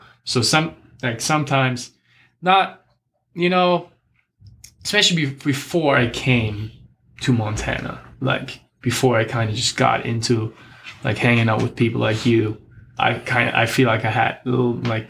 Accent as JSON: {"language": "English", "country": "Germany", "tie": "born or raised there", "said": "I mean, the way I grew up, like I grew up just around sports, like doing sports my whole life pretty much."}